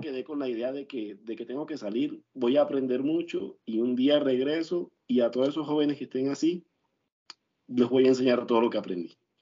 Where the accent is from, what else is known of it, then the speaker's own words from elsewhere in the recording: Valledupar, Cesar, Colombia; moved away as an adult; now in Medellín, Colombia; yo salí de Valledupar, salí a Medellín, estoy trabajando acá